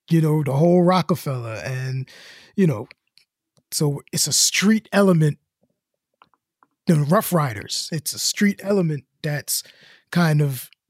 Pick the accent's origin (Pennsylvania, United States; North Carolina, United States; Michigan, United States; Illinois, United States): Illinois, United States; Chicago; I'm from Chicago. I'm from the South Side, but I'm an art student.